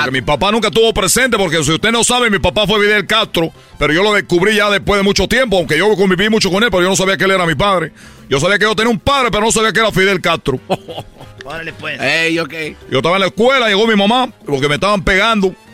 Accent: Cuba; Quiero platicarles que yo soy de Cuba. Porque en Cuba jugamos a la pelota, así nos dicen los peloteros.

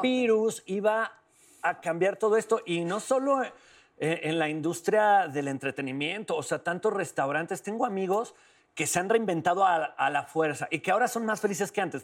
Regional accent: León, Guanajuato, Mexico; yo soy de León, Guanajuato

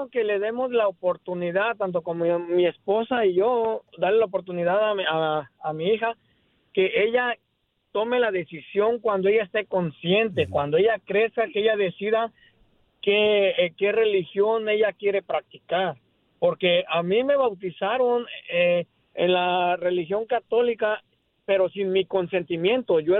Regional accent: Venezuela; now in United States; Soy de Venezuela.

